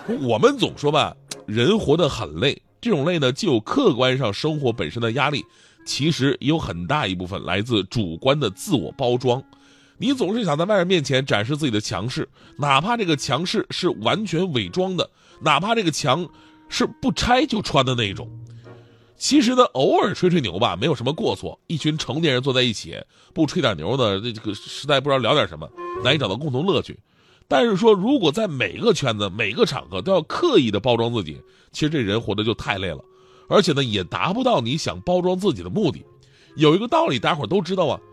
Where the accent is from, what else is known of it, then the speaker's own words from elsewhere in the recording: Northeast China, China; moved away; 我现在回东北的话